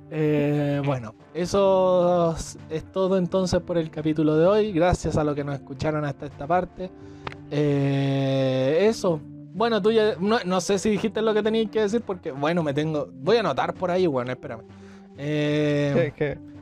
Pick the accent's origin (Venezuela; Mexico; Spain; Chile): Chile; somos chilenos, aunque no se haya notado, pero somos chilenos.